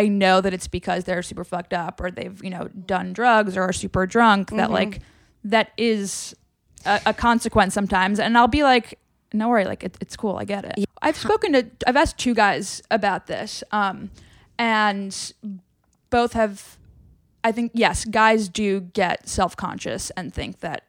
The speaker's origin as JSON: {"language": "English", "region": "New York", "country": "United States", "tie": "born or raised there", "said": "like growing up in New York, like you've a lot of guy friends and like, as do I."}